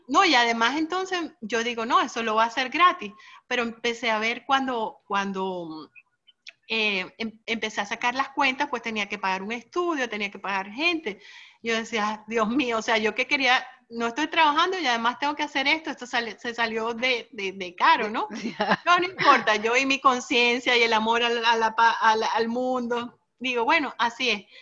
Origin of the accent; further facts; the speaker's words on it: United States; yo siendo americana